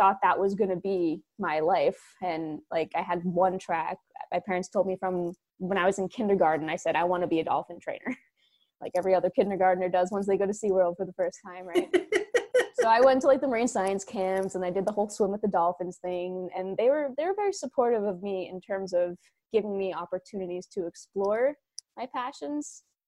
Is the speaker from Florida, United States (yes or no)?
no; New Jersey, United States; also born or lived in New York; I am from New Jersey, born in New York, raised in New Jersey